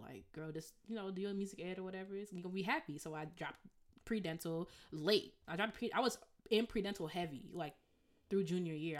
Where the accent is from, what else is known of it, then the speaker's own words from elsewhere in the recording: Evanston, Illinois, United States; now in Rochester, United States; I'm from Evanston